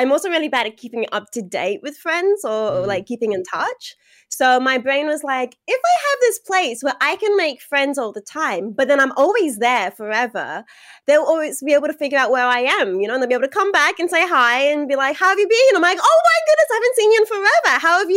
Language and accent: English; Australia; So, I am Australian